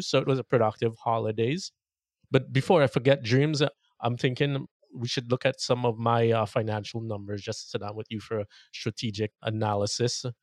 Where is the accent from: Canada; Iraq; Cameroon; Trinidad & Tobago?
Trinidad & Tobago; now in Las Vegas, United States; I spent a month in Trinidad, mm. and if listeners don't know, that's where I grew up